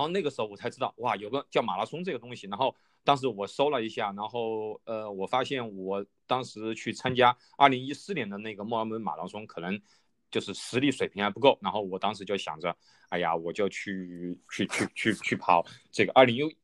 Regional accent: Wuhan, Hubei, China; 我是在武汉土生土长的嘛

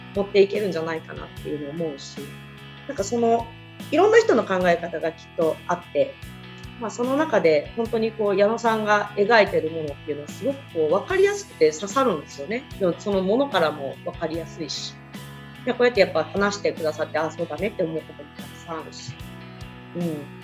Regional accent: Kagawa, Japan; 私、香川県なんですけど

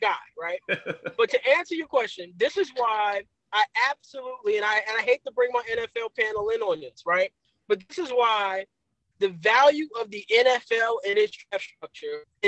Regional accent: New York, United States; being a New Yorker and going to a CUNY school

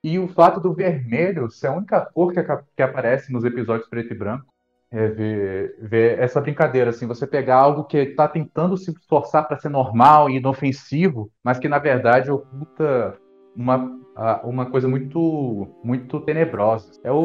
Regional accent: Brazil; a gente cresceu vendo séries assim, aqui no Brasil

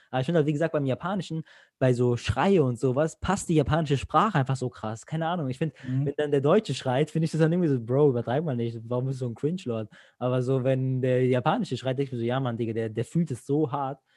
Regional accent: Greece; now in Germany; Zum Beispiel jetzt ich als Grieche so, bei uns wird nichts synchronisiert im Fernseher in Griechenland

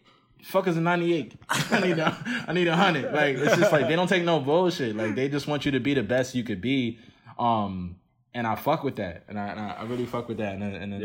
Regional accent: Nigeria; and so that's what being Nigerian is for me right now.

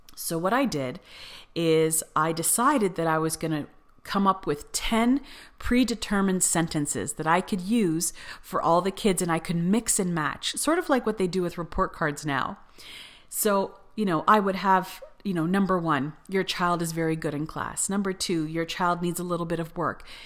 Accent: Canada; moved away as an adult; also born or lived in Cyprus; in Canada, you aren't really taught grammar when you take English class

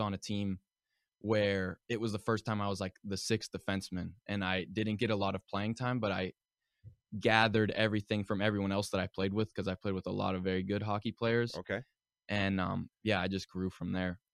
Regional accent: Pittsburgh, Pennsylvania, United States; moved away; joined my first um, organized hockey team whenever I, I, was five years old, and um, it was the Pittsburgh Predators okay. at um, Ice Castle in Castle Shannon area

